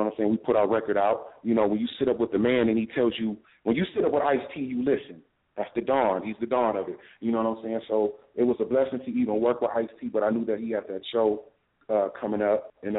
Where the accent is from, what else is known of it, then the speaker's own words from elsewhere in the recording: Inglewood, California, United States; also born or lived in Long Island, New York; I'm from Inglewood, California. I was also raised in New York, but I'm up there in Long Island, Freeport, Hempstead.